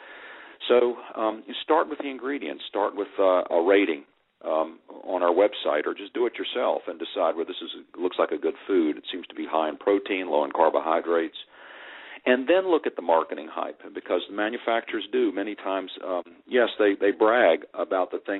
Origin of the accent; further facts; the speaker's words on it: Virginia, United States; When I was a little boy growing up in Virginia